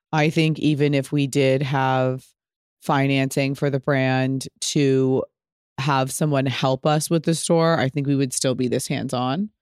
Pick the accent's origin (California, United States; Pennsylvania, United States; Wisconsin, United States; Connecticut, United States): California, United States; Pasadena; I'm from Pasadena.